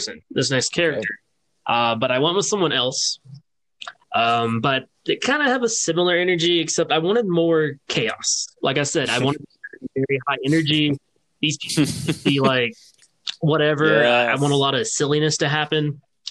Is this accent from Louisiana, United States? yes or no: yes; Louisiana, United States; I grew up in Louisiana